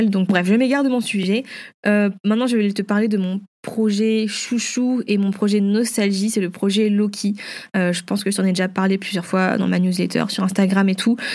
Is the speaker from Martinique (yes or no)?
no; Vietnam; vu que je suis vietnamienne, eh ben, je pouvais représenter un petit peu la culture